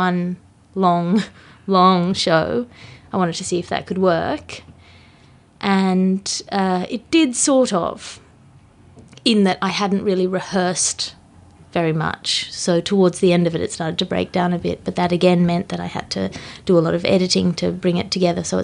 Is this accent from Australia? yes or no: yes; Australia; now in London, United Kingdom; I come from Australia. I live in London